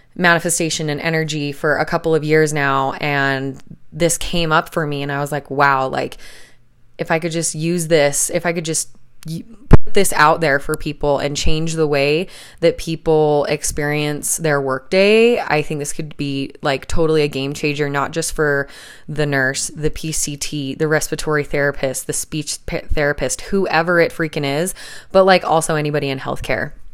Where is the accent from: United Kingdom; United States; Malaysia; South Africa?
United States; Salt Lake City, Utah; moved away as an adult; now in southern Utah, United States; we're both originally from Salt Lake City